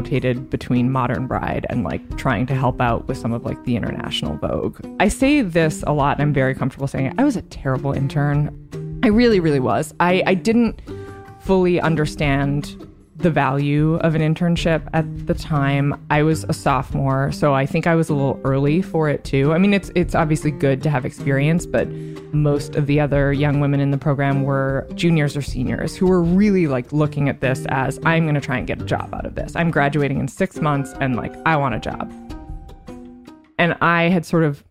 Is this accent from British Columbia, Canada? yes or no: yes; Vancouver, British Columbia, Canada; moved away as an adult; now in New York, United States; I grew up in Vancouver, Canada, until I was 18, and then I moved to New York.